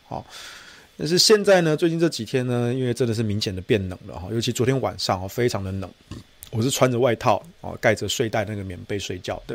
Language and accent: Chinese; Taichung, Taiwan; moved away as an adult; now in Taipei, Taiwan; 我身为台中人，虽然我这几年住在台北